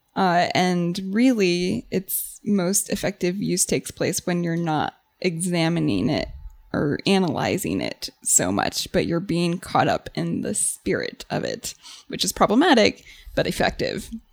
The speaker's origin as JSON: {"language": "English", "country": "United States", "said": "as an American"}